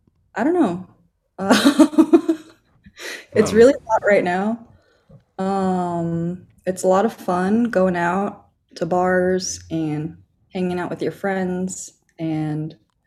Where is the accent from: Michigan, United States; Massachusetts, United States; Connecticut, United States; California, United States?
California, United States; Los Angeles; I was born in Torrance Hospital. And we moved around a lot growing up, but we've always stayed in like LA County, the greater Los Angeles area.